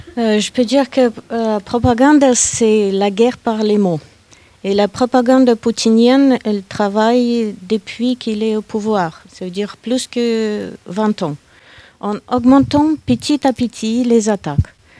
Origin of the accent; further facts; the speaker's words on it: Saint Petersburg, Russia; moved away as an adult; now in France; je suis née à Saint-Pétersbourg. Je vis en France depuis 1995